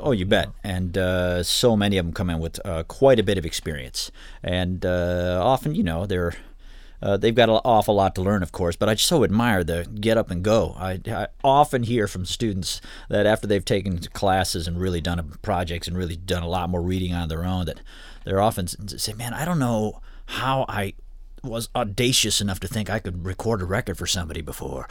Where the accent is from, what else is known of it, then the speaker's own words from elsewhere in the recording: Ann Arbor, Michigan, United States; now in Kalamazoo, United States; I grew up in Ann Arbor originally